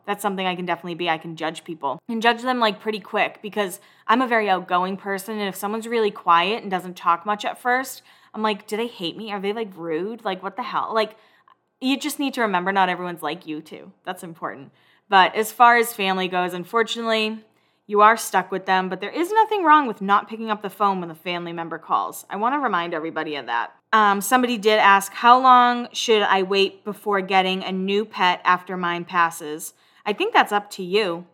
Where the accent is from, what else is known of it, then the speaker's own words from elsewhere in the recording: Northeast, United States; I grew up in the Northeast and my grandparents said that word like it was nothing.